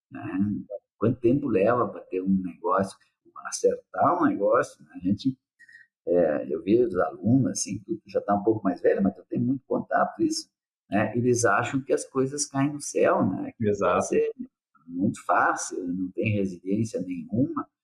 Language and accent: Portuguese; Nova Prata, Rio Grande do Sul, Brazil; Eu sou de Nova Prata.